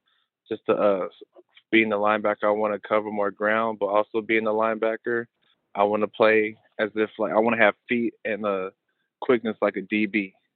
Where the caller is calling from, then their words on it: Arizona, United States; Right now I'm in Arizona. It's 5 a.m. out here.